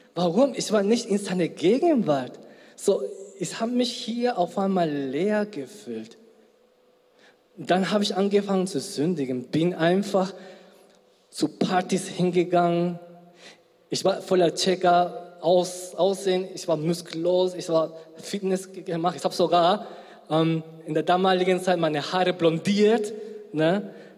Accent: Spain; also born or lived in South Korea; now in Germany; ursprünglich aus Südkorea, gebürtiger Spanier

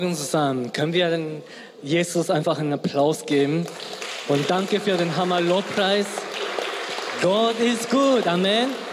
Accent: Spain; also born or lived in South Korea; now in Germany; ursprünglich aus Südkorea, gebürtiger Spanier

